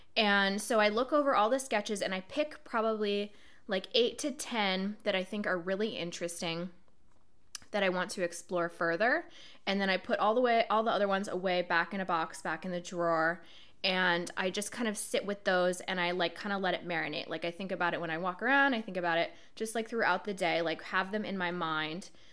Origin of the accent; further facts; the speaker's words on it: Portland, Oregon, United States; moved away as an adult; now in Brooklyn, United States; I decided to move from my hometown, Portland, Oregon, to where I live now, Brooklyn, New York